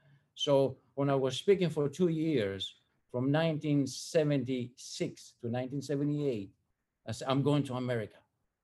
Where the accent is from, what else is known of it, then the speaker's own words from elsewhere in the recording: Athens, Attica, Greece; moved away as an adult; now in United States; I was born in Athens, Greece in 1960. The experience for me to receive Christ, it did not happen until 1979, 19 years later, when I came to America.